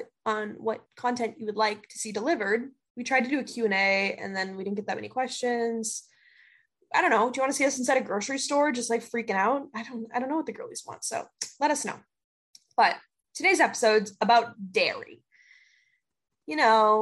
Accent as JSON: {"language": "English", "region": "Minnesota", "country": "United States", "said": "I'm literally from Minnesota"}